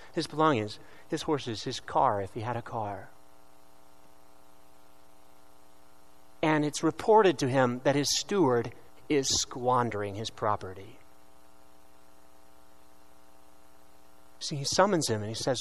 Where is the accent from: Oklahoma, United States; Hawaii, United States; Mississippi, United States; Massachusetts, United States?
Oklahoma, United States; Tulsa; I'm from the Diocese of Tulsa, Oklahoma. So if my accent comes out, please pardon me.